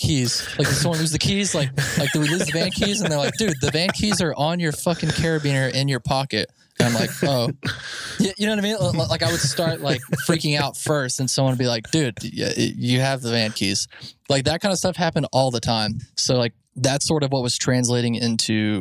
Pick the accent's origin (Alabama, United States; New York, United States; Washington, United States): Alabama, United States; We grew up in Alabama. You know, I'd never seen a big city